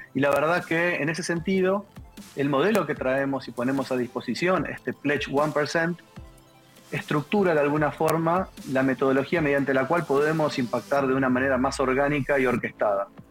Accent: Argentina; algo que en Argentina usamos mucho, que es anulo mufa

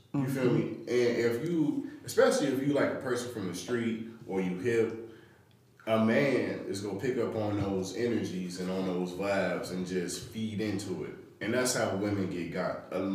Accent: Chicago, Illinois, United States; I'm from Chicago.

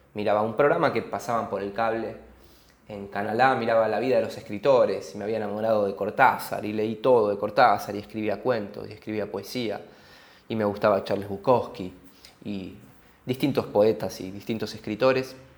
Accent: Argentina; viniendo de un país como Argentina

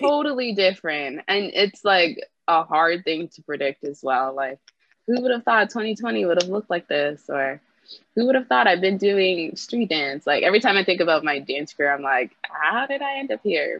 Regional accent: Brampton, Ontario, Canada; moved away as an adult; now in Toronto, Canada; I grew up in Brampton and I now live in Toronto.

